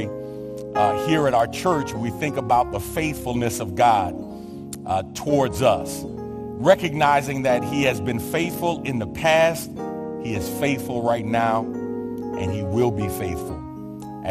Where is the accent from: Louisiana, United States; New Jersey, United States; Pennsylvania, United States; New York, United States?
New York, United States; New York City; I'm from New York. I attended PS 34 in the Lower East Side of Manhattan